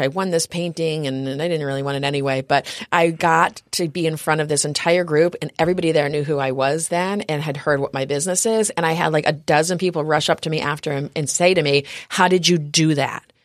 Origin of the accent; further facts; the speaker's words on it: upstate New York, United States; moved away as an adult; also born or lived in New Orleans; now in San Diego, United States; I grew up in New York, upstate New York, up near Canada.